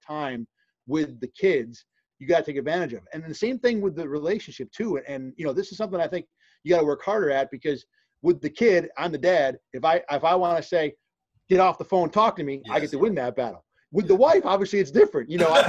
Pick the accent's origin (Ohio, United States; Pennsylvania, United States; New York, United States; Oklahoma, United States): New York, United States; Rochester; also born or lived in Binghamton, New York; being from Rochester, to spend all but 1 year in my hometown